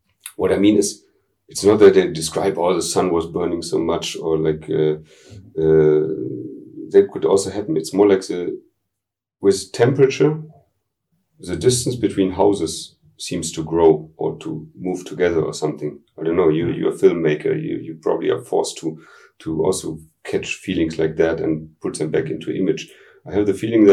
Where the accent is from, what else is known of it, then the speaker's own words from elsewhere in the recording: Dortmund, North Rhine-Westphalia, Germany; English is a second language; I was born in Dortmund, which is like part of the Ruhrgebiet, I grew up really on the edge of it